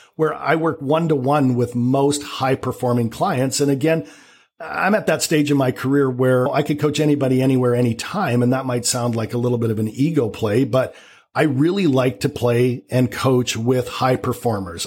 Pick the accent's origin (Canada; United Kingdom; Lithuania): Canada; accent: Canadian; now in Vancouver, Canada; I'm Canadian. You might detect a little bit of a Canadian accent